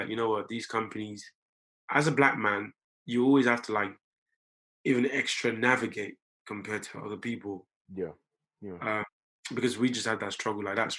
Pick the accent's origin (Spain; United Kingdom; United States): United Kingdom; Tottenham, London; When I got here, I grew up in Tottenham, went to school in a school called White Hart Lane, which then changed to Woodside High School.